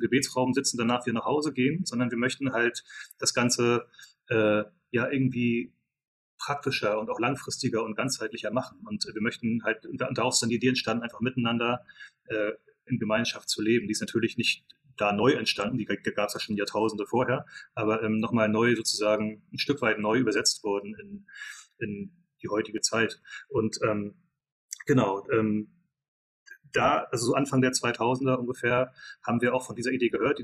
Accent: Mecklenburg-Vorpommern, Germany; moved away as an adult; also born or lived in England / United States; wir kommen alle drei aus Mecklenburg-Vorpommern, sind dann, ähm, wie sehr viele von, von den Leuten, die ich so kenne, zumindest nach der Schule ähm, in die weite Welt äh, ausgewandert

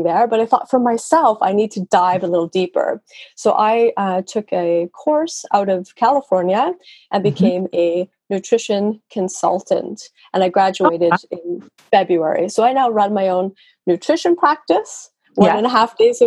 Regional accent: Vancouver, British Columbia, Canada; first language English; moved away as an adult; now in Norway; I'm from Canada. I'm from Vancouver, okay. British Columbia.

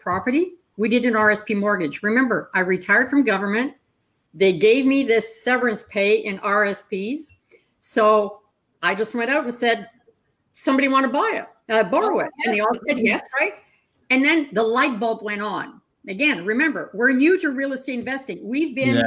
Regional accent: Northern Ontario, Canada; I grew up in Northern Ontario

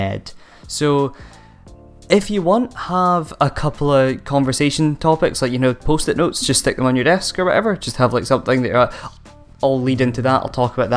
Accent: Aberdeen, Scotland, United Kingdom; I'm from Aberdeen and we all speak really fast because it's cold up here

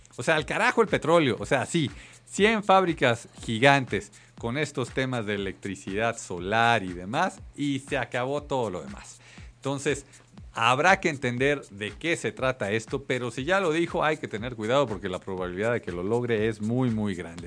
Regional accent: Mexico City, Mexico; los que somos mexicanos, chilangos

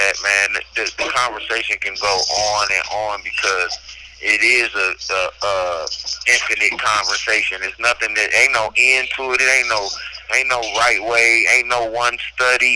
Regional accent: Cleveland, Ohio, United States; now in Youngstown, United States; I'm from Cleveland

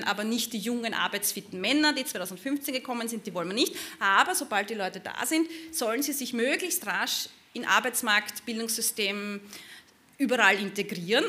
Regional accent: Burgenland border area, Austria; dem Gebiet, wo ich herkomme, also im burgenländischen Grenzgebiet

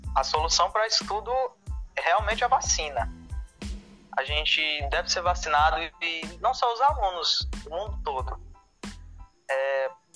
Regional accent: Fortaleza, Ceará, Brazil; nasci em Fortaleza e Estudo na Escola Profissionalizante José Ivanilton Nocrata

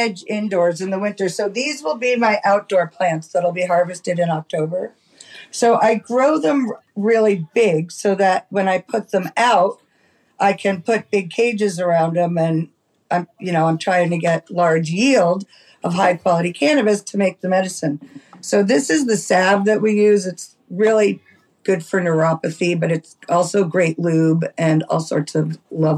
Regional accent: New York City, New York, United States; also born or lived in Lompico, California; now in Santa Cruz, United States; I grew up in New York City

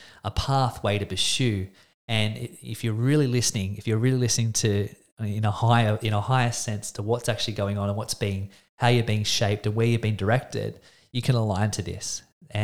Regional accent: Australia; I'm an Australian man

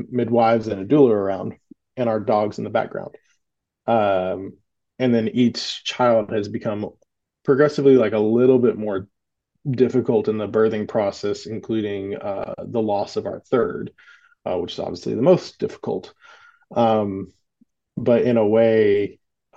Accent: Southern United States, United States; growing up in the Southern United States

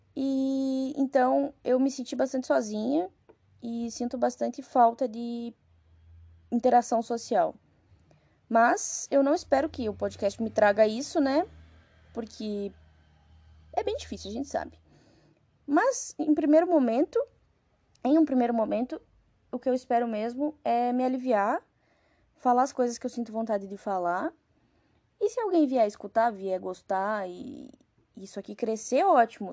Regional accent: Rio Grande do Sul, Brazil; moved away as an adult; now in Carapicuíba, Brazil; sou natural do Rio Grande do Sul

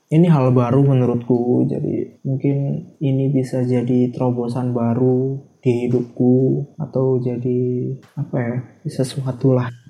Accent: Java, Indonesia; soalnya ya emang aku dari Jawa anak

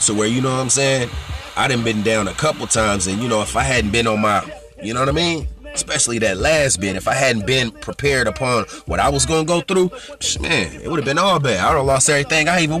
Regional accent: California, United States; I'm from California

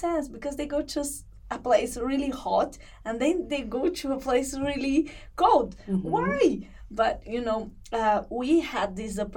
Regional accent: Brazil; moved away as an adult; now in Finland; we are from Brazil

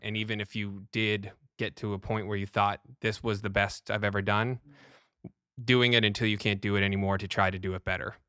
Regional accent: Canada; Being Canadian

